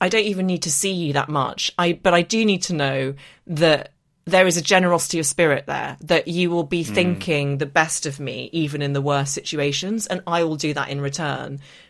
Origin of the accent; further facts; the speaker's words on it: Northern Ireland, United Kingdom; accent: English; I have an English accent. I was growing up in Northern Ireland, went to secondary school in Belfast, didn't fit